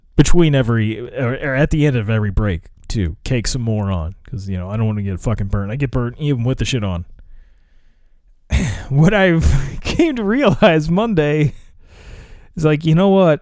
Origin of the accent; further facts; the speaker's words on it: United States; I live in America